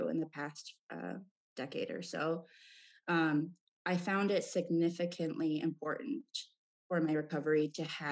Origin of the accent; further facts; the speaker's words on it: Marquette, Michigan, United States; now in Appleton, United States; I'm originally from Marquette, Michigan, which is a very small town in the Upper Peninsula of Michigan